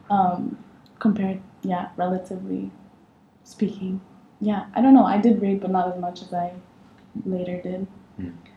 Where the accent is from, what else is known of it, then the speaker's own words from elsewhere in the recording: Egypt; moved away as an adult; also born or lived in Amsterdam; I came from Egypt, where I'm from, uh, straight out of high school.